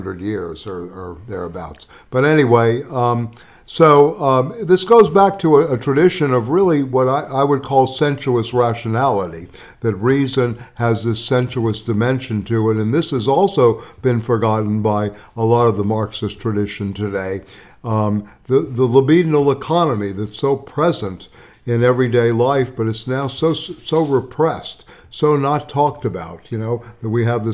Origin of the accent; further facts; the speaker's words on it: the South, United States; When I was growing up in the South